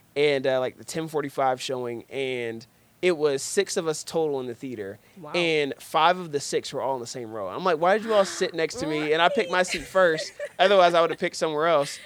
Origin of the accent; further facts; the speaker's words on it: Cincinnati, Ohio, United States; moved away as an adult; now in Detroit, United States; I grew up in Cincinnati